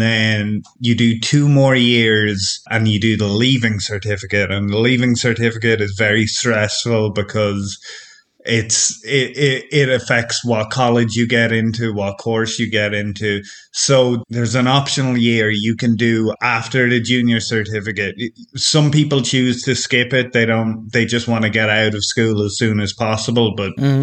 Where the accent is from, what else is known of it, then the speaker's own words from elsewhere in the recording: Ireland; now in France; I'm from Ireland, but I'm living in France now, in rural France.